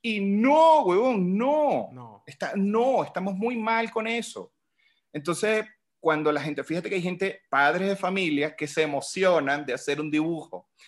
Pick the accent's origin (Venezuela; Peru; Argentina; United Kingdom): Venezuela; moved away as an adult; now in Mexico; yo salí de Venezuela con un plan